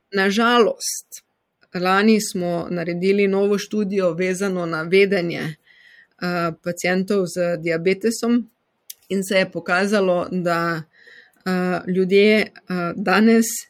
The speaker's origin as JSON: {"language": "Slovenian", "region": "Styria", "country": "Slovenia", "also_born_or_lived": "Vienna, Austria", "accent": "Styrian", "moved": "as an adult", "lives_now": "Oslo, Norway", "said": "Kot slišite, sem Štajerka"}